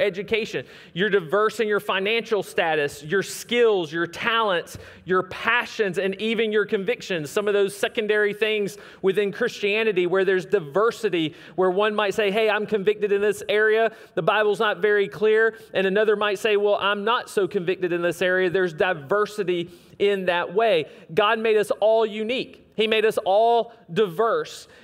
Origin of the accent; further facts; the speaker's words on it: the South, United States; we don't sound like that down here